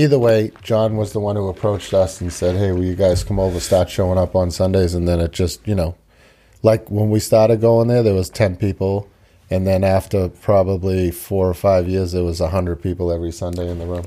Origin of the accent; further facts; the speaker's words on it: Quincy, Massachusetts, United States; also born or lived in Tokyo, Japan; I grew up here in Quincy